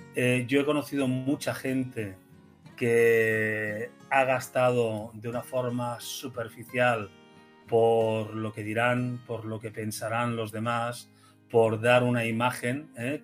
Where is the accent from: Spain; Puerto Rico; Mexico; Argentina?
Spain